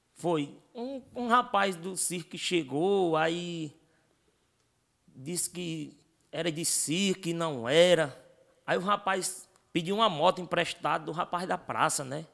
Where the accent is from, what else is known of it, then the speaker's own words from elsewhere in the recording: Russas, Ceará, Brazil; a gente vem da cidade de Russas